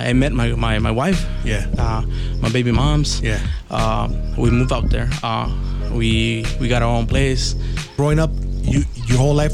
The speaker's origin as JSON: {"language": "English", "town": "Los Angeles", "region": "California", "country": "United States", "tie": "born or raised there", "also_born_or_lived": "Oaxaca, Mexico", "said": "My, my parents migrated here in late 1990, 1992, 93, yeah. I think. Uh, I was like four or five years old when I got here to LA. Uh, I grew up around uh, K Town, K Town"}